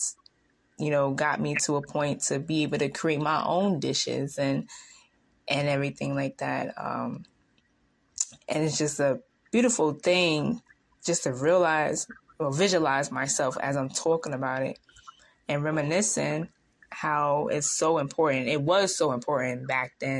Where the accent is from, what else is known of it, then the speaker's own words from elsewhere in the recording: New York, United States; I'm younger than you, but, you know, and I'm from New York.